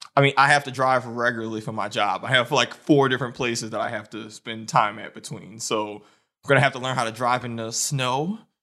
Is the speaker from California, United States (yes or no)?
no; New Orleans, Louisiana, United States; moved away as an adult; now in Detroit, United States; I'm from New Orleans. I've lived there my entire life.